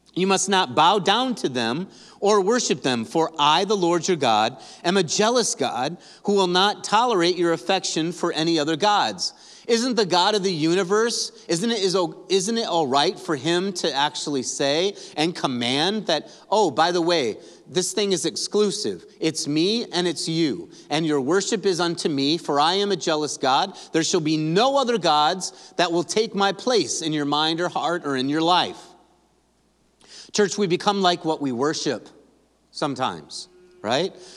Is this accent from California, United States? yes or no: no; Grand Rapids, Michigan, United States; We're from Grand Rapids